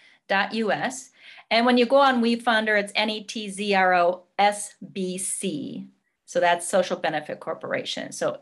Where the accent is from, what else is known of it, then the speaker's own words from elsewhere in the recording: Minneapolis, Minnesota, United States; Yes, I was, and I'm proud to be from Minnesota, and my roots are agriculture. That's what we do here.